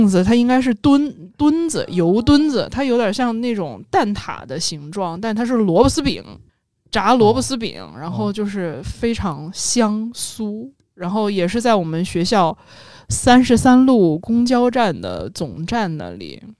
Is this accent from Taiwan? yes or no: no; northern China, China; 我我作为一个北方人，真的被南方烧麦伤害过，在那个上海的食堂。